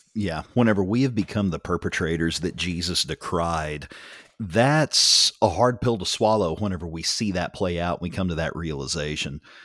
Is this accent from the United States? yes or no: yes; United States; I am very proud to be an American